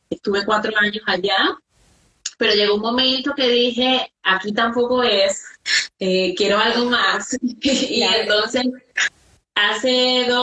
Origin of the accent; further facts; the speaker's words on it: Venezuela; moved away; also born or lived in Ecuador; Entonces, claro, yo tenía miedo porque además me fui a Ecuador, o sea, yo salí de Venezuela a Ecuador.